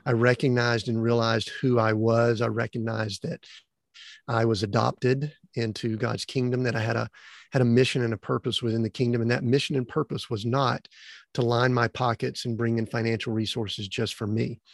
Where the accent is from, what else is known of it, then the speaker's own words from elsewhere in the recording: Atlanta, Georgia, United States; born and raised in the Atlanta, Georgia area